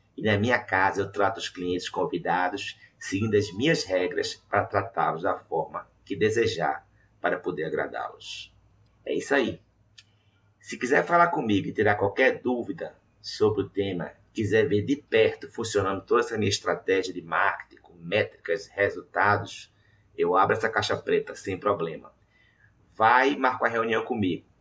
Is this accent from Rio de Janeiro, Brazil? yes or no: no; Recife, Pernambuco, Brazil; atuando da minha cidade natal, Recife